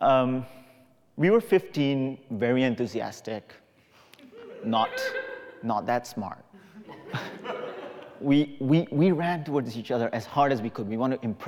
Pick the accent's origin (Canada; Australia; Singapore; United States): Singapore; When I was 15 years old, growing up in Singapore